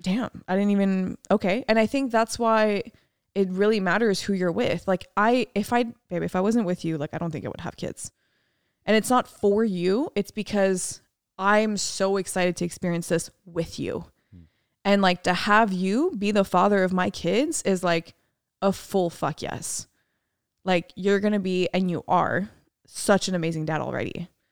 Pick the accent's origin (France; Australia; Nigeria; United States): France; moved away; my hometown in France